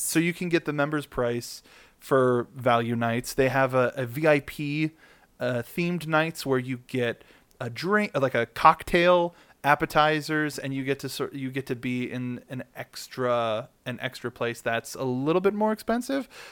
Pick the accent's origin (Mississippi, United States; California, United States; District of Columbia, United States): California, United States; I'm born and bred in California